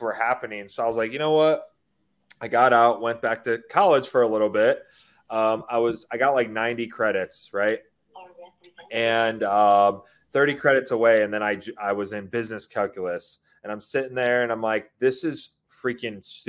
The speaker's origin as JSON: {"language": "English", "town": "Seneca Falls", "region": "New York", "country": "United States", "tie": "born or raised there", "also_born_or_lived": "Florida", "moved": "as an adult", "lives_now": "Colorado Springs, United States", "said": "I grew up in upstate New York with my mom and dad"}